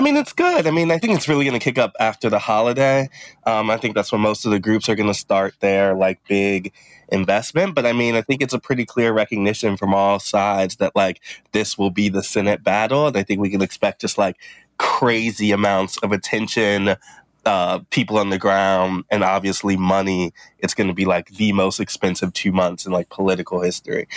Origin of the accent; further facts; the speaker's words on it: Midwest, United States; as a Midwesterner